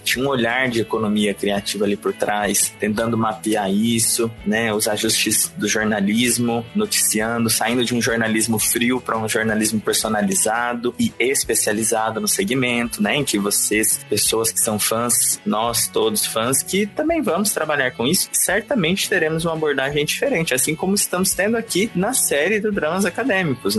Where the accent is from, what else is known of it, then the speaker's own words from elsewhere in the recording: Rondonópolis, Mato Grosso, Brazil; now in Cuiabá, Brazil; eu sou de Rondonópolis, Mato Grosso, e moro em Cuiabá, Mato Grosso